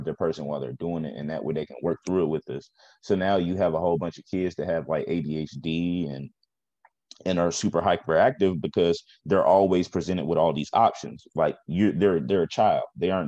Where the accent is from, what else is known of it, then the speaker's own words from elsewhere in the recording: the South, United States; But I grew up like in the South, so you know, education was a little